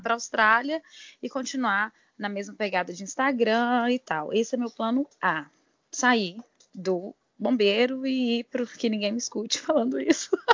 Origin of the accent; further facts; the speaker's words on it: Goiânia, Goiás, Brazil; sou de Goiânia, tenho 32 anos